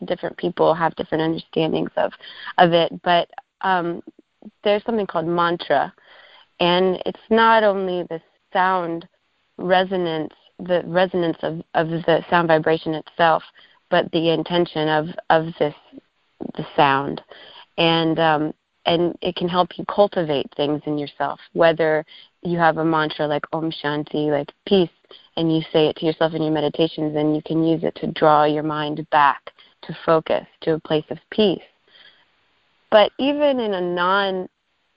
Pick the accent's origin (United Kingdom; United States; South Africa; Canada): United States; Arlington, Virginia; I grew up in Arlington and lived in a condo for a lot of my childhood, you know, like right across the street from Bolston Mall.